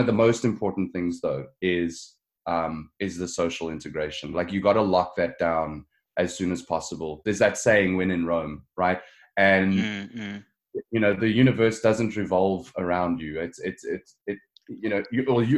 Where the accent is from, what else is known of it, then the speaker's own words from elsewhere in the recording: Johannesburg, Gauteng, South Africa; moved away as an adult; now in Ontario, Canada; I grew up in Johannesburg